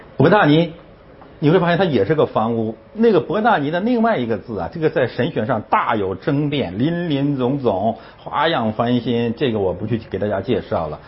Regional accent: Northeast China, China; 我是东北人

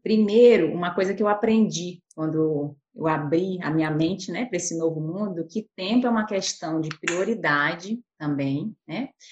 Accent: Pará, Brazil; moved away as an adult; also born or lived in Belo Horizonte; eu sou paraense

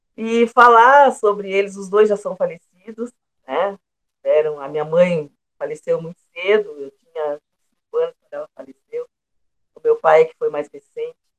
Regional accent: Pelotas, Rio Grande do Sul, Brazil; Sou pelotense, nasci aqui em Pelotas no dia 13 de setembro de 1962.

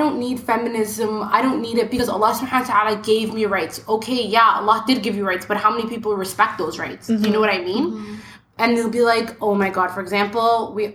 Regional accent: Ottawa, Ontario, Canada; I'm from Ottawa, and I am an analyst

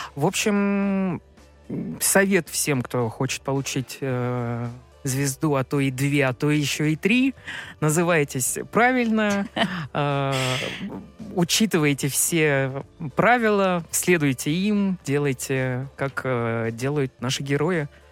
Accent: Yakutia, Sakha Republic, Russia; now in Moscow, Russia; На севере, в Якутии, откуда я родом, совсем другая кухня

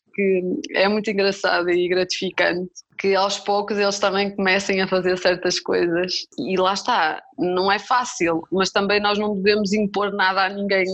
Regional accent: Vila Nova de Famalicão, Norte, Portugal; now in Amadora, Portugal; eu sou de Famalicão, mas neste momento estou a viver aqui na Amadora, em Lisboa

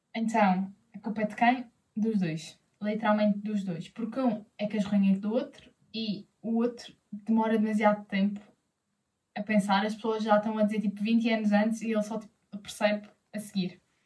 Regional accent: Madeira, Portugal; Eu sou da Madeira

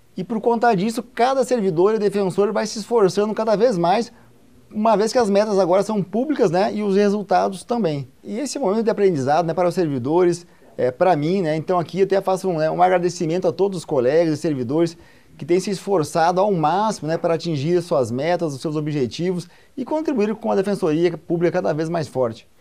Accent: Santiago, Rio Grande do Sul, Brazil; moved away as an adult; now in Rondônia, Brazil; eu sou gaúcho de Santiago, né, uma região é, oeste do Rio Grande do Sul

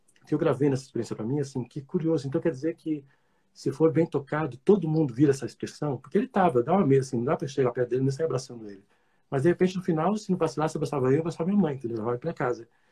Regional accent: Santos, São Paulo, Brazil; Eu nasci em Santos

